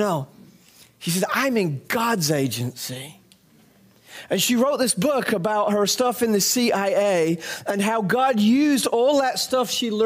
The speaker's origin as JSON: {"language": "English", "region": "England", "country": "United Kingdom", "tie": "born or raised there", "moved": "yes", "said": "when I was a little boy growing up in England"}